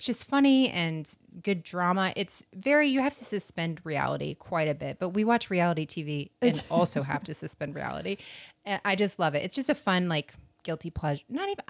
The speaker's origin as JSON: {"language": "English", "region": "Florida", "country": "United States", "said": "I'm from Florida."}